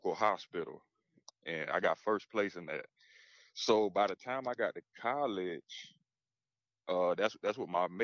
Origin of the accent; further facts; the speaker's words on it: South Carolina, United States; also born or lived in Beaufort, South Carolina / Ridgeland, South Carolina; now in Greenville, United States; So I was born in Beaufort, South Carolina. And I lived in Ridgeland, South Carolina until I was about 4. And then that's when my family moved to Vaughanville. And that's where we've been ever since